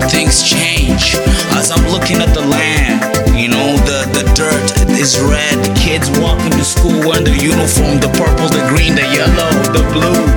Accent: United States; I'm American

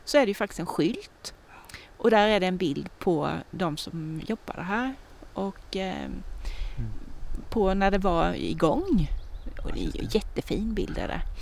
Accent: Tingsryd, Kronoberg County, Sweden; papper som är från min hembygd

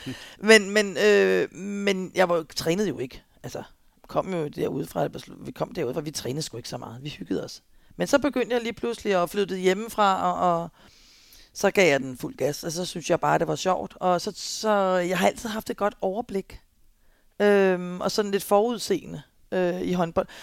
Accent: Albertslund, Capital Region of Denmark, Denmark; jeg kommer også fra Alberslund

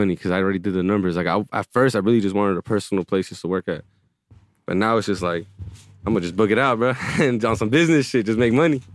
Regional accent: Palmdale, California, United States; moved away; growing up in Palmdale

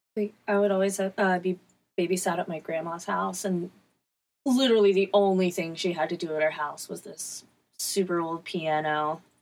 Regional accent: Newport News, Virginia, United States; I'm from Newport News, Virginia.

